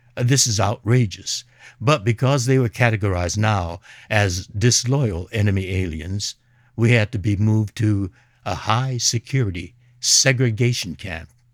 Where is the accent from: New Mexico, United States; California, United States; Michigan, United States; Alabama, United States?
California, United States; Los Angeles; I was born and raised in Los Angeles